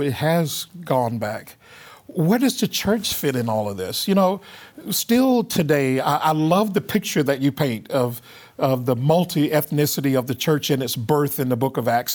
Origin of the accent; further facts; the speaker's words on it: the Jim Crow South, United States; I grew up in the Jim Crow South